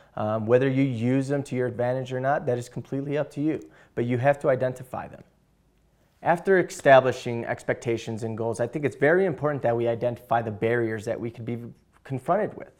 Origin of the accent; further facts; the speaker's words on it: Chicago, Illinois, United States; I'm from Chicago, Illinois.